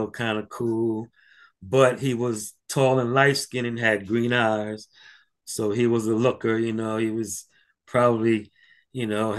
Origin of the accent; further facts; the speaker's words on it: New York City, New York, United States; Growing up in Harlem, I had three godfathers that witnessed my baptism.